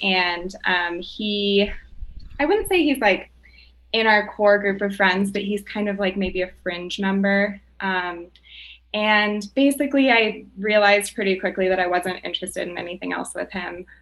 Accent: Boulder, Colorado, United States; we grew up in Boulder together

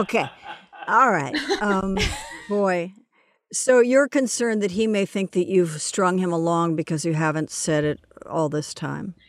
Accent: Los Angeles, California, United States; also born or lived in New York; I grew up in Los Angeles

